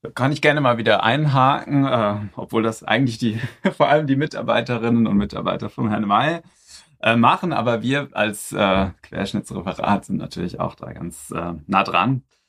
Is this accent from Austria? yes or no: no; Frankfurt am Main, Hesse, Germany; also born or lived in Berlin / Mainz; komme aus Frankfurt am Main, äh, nicht weit von hier. Dort bin ich geboren und inzwischen lebe ich da auch wieder.